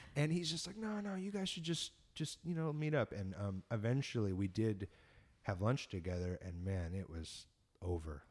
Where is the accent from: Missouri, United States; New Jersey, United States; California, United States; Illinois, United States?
California, United States; San Diego; just being a punk rock kid growing up in San Diego